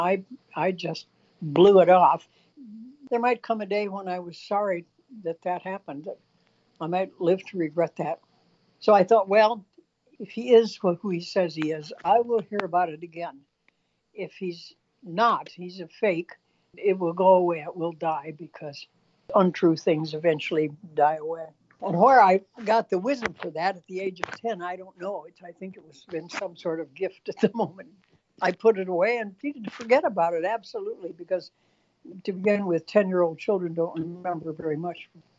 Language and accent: English; southwestern Michigan, United States; I grew up in Michigan, in southwestern Michigan, and so I'm a Great Lake child